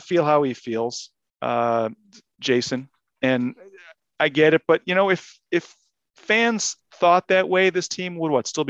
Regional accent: Chicago, Illinois, United States; moved away; growing up in Chicago in the early 1980s

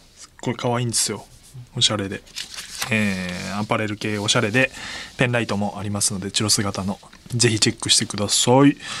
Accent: Saitama, Japan; 僕の出身でもある埼玉

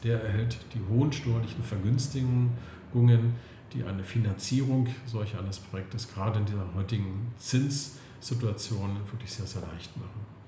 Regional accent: Klötze, Saxony-Anhalt, Germany; moved away as an adult; also born or lived in Berlin; now in Potsdam, Germany; komme ursprünglich aus Sachsen-Anhalt, aus der wunderschönen Altmark, aus Klötze und lebe aber seit Mitte der 80er Jahren in Berlin oder jetzt vielmehr am Schwilosee in Potsdam

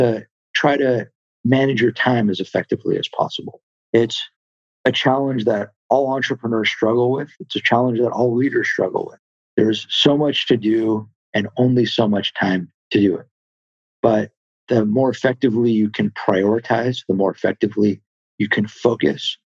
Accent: Los Angeles, California, United States; I was born in the San Fernando Valley. So I'm from LA, grew up in the Valley

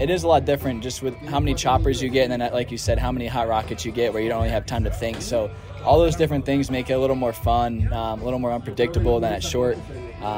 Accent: East Coast, United States; moved away as an adult; also born or lived in Arizona; now in California, United States; So I'm from the East Coast

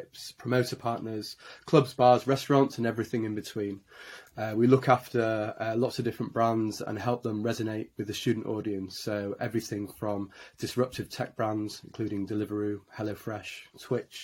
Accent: Leeds, Yorkshire and the Humber, United Kingdom; moved away as an adult; now in London, United Kingdom; As you can probably hear from my accent, I'm a born and bred Yorkshireman, born in Leeds, and came down to London to move in with my now wife.

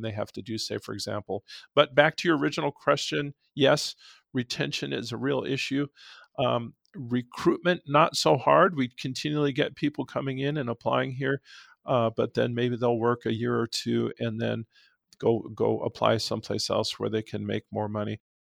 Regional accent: Nogales, Arizona, United States; also born or lived in Tucson; I've grown up here, I was born in Nogales

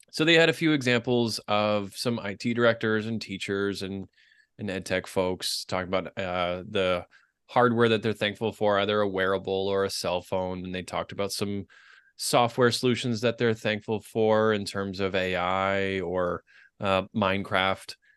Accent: Boston, Massachusetts, United States; my hometown of Boston

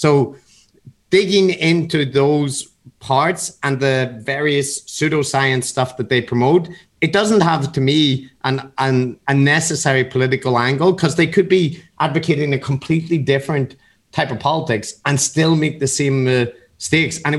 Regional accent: Belfast, Northern Ireland, United Kingdom; Matt and I aren't from America. I grew up in Belfast in the 80s and 90s, which was like a conflict area.

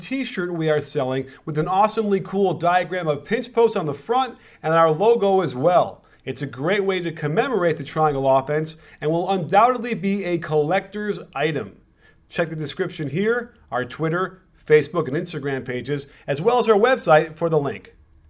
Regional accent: Chicago, Illinois, United States; Growing up in Chicago

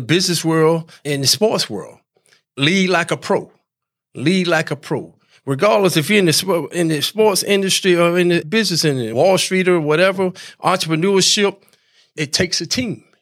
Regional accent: Hamlet, North Carolina, United States; moved away as an adult; also born or lived in New York; I'm from North Carolina, Larry, originally, a little town called Hamlet, North Carolina.

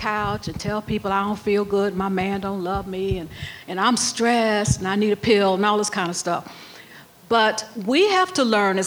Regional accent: South Carolina, United States; I grew up in South Carolina

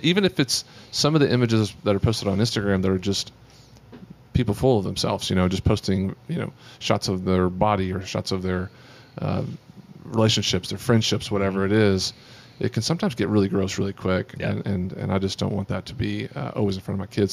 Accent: Amarillo, Texas, United States; the thing about being from Texas, uh, you know I don't really have a Texas accent. Because I'm, from- I'm from Amarillo

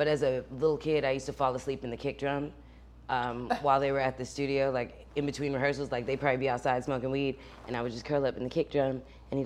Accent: California, United States; moved away; I'm from California

